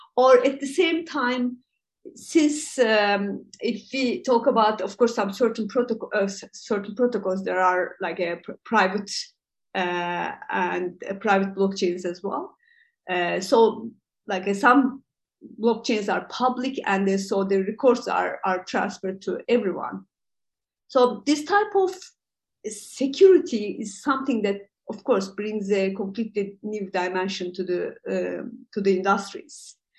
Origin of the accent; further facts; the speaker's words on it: Turkey; also born or lived in Europe; I'm from uh, uh, Turkey. Uh, I'm based in uh, Istanbul